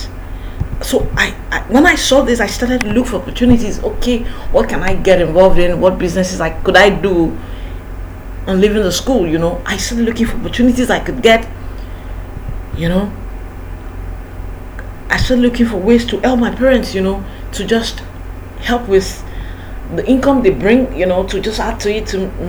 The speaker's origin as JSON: {"language": "English", "town": "Ibadan", "region": "Oyo", "country": "Nigeria", "tie": "born or raised there", "also_born_or_lived": "Lagos", "said": "I went back to my hometown, which is Ibadan"}